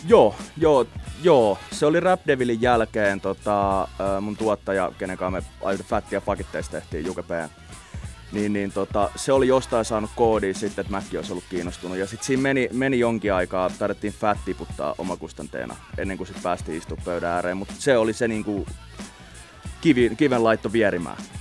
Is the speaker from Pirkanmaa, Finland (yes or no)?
no; Helsinki, Uusimaa, Finland; also born or lived in Itäkeskus; mä tuun Itä-Helsingistä